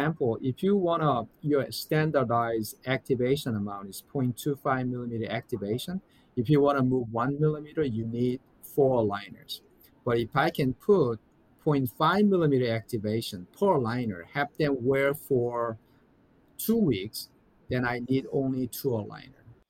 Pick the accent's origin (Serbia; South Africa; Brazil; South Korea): South Korea; now in United States; I'm from South Korea